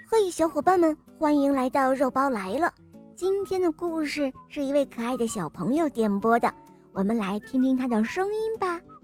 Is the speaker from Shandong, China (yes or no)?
yes; Shandong, China; 我来自山东